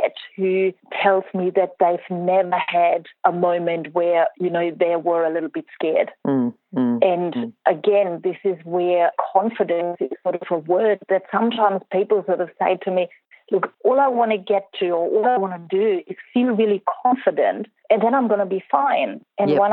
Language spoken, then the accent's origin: English; Germany; I grew up in Germany.